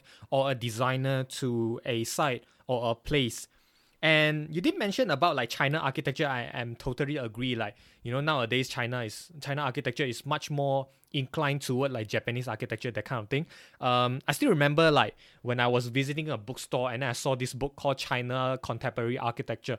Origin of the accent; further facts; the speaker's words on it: Banting, Selangor, Malaysia; now in Glasgow, United Kingdom; I'm not really from KL, but I'm from Banting, Klang